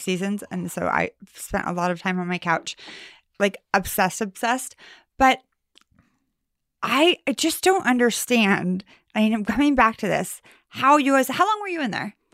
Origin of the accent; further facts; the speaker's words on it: Sacramento, California, United States; I'm from Sacramento, California